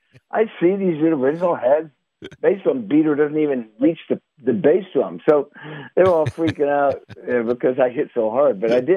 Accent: Stockbridge, Massachusetts, United States; moved away; I'm from Massachusetts

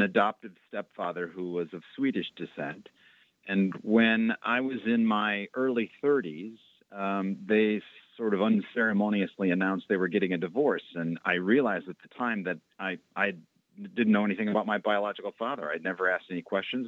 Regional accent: Waukegan, Illinois, United States; also born or lived in Boston; I actually grew up in a little town north of Chicago, about 40 miles north, a town called Waukegan

